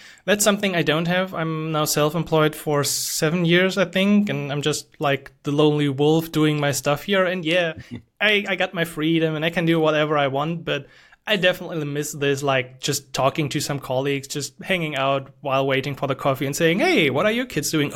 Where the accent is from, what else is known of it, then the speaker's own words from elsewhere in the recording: Germany; I'm from Germany